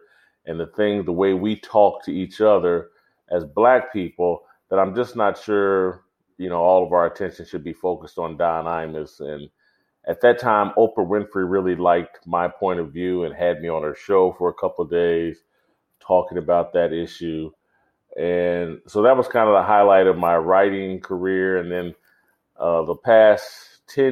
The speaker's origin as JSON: {"language": "English", "town": "Indianapolis", "region": "Indiana", "country": "United States", "tie": "born or raised there", "said": "I grew up in Indianapolis, Indiana."}